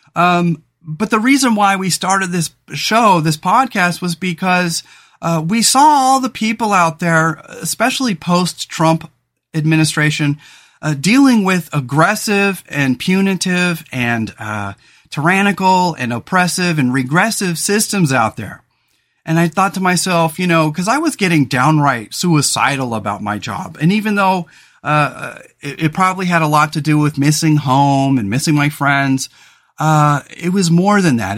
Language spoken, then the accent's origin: English; Central Coast, California, United States; moved away as an adult; now in Oregon, United States; we grew up in California on the Central Coast